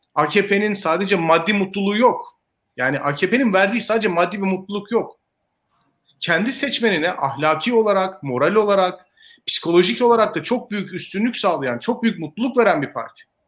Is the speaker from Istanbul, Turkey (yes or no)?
no; Elazığ, Elazığ Province, Turkey